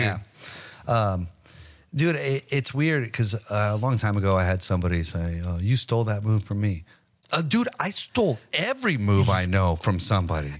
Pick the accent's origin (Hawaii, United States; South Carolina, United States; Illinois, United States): Hawaii, United States; also born or lived in Las Vegas, Nevada; now in Texas, United States; I grew up in Hawaii